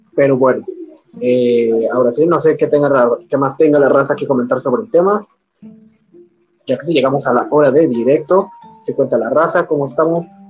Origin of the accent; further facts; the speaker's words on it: Mexico; soy, soy mexicano